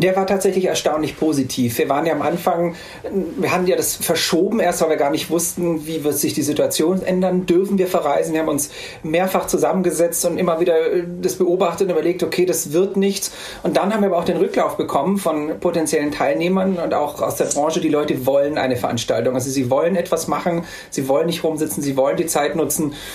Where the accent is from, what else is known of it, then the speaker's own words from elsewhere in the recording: Austria; also born or lived in Salzburg; bei uns in Österreich